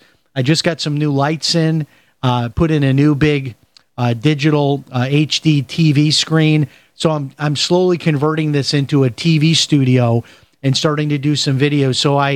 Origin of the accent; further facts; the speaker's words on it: Chicago, Illinois, United States; And I grew up in Chicago, and I remember people doing that, people having thousands of dollars in cash around their house.